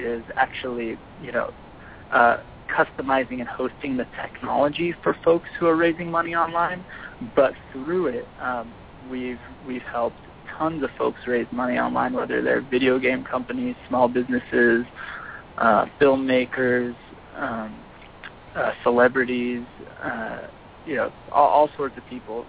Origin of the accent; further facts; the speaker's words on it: Southern California, United States; I'm born and raised in Southern California